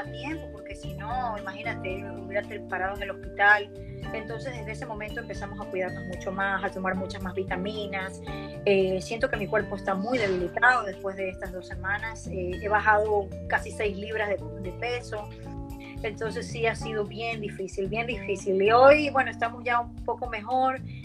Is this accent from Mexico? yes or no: no; Ecuador; moved away as an adult; now in United States; soy la única ecuatoriana